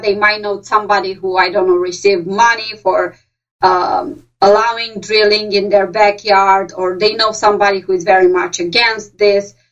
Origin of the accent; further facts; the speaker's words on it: Romania; English is a second language; moved away as an adult; now in Pennsylvania, United States; I'm from Romania and I'm from a city that's not too far away and I speak with the same accent as they do.